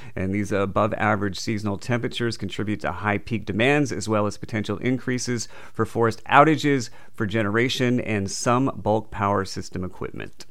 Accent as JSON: {"language": "English", "region": "New England", "country": "United States", "moved": "yes", "lives_now": "Southern California, United States", "said": "I'm originally from New England"}